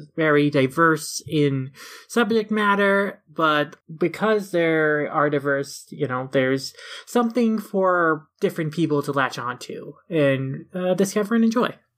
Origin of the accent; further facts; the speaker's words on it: Minnesota, United States; a Minnesotan who also has to survive pretty crazy winters